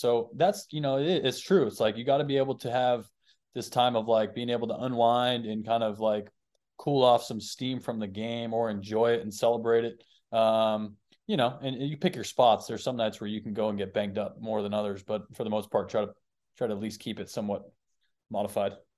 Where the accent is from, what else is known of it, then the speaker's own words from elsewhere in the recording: Boston, Massachusetts, United States; I grew up in Boston, so I would go to Boston games growing up